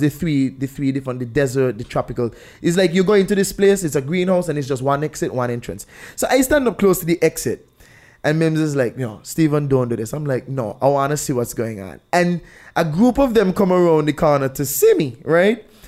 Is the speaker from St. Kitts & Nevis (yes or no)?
yes; St. Kitts & Nevis; I'm from Saint Kitts